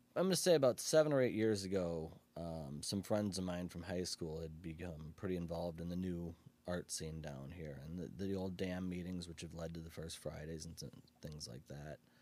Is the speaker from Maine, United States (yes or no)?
no; Aurora, Illinois, United States; I grew up in Pigeonhole